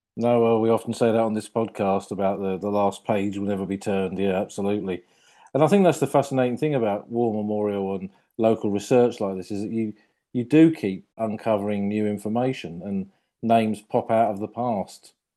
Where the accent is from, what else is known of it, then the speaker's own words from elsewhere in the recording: Crawley, South East England, United Kingdom; I grew up in Crawley Newtown, as it was, of course, then, you know, born there in the late 60s and spent a big chunk of my life there